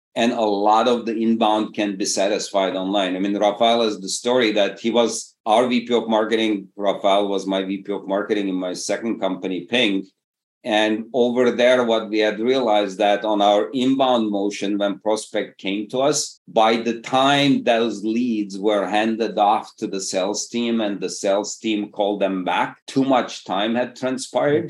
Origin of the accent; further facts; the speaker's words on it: Istanbul, Turkey; moved away as an adult; also born or lived in Massachusetts, United States / Berkeley, California, United States; Originally, I come from Istanbul, Turkey, did an undergrad at MIT, PhD at Berkeley.